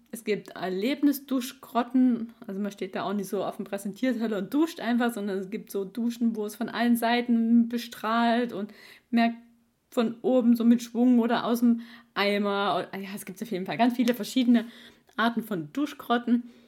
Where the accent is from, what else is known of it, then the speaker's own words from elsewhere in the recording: East Germany, Germany; moved away; also born or lived in Swabia; ich bin ein Ossi-Schwabe